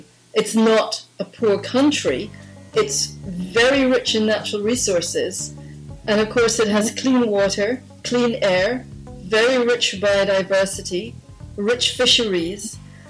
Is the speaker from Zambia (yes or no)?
yes; Zambia; I grew up in Zambia. We lived in a small area that was really there because of at the time the largest open pit in the world.